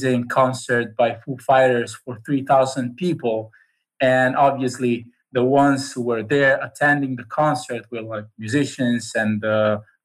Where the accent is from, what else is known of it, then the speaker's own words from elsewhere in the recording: Cesena, Emilia-Romagna, Italy; I live in a very small town in Italy. It's called Cesena.